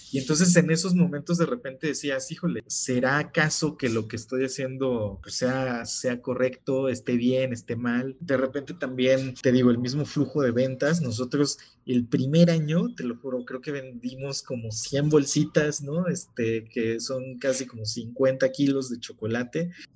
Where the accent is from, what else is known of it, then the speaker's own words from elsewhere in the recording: Oaxaca, Mexico; yo soy de Oaxaca